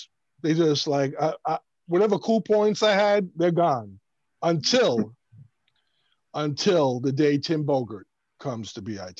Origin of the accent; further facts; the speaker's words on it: New York City, New York, United States; moved away as an adult; I'm from Brooklyn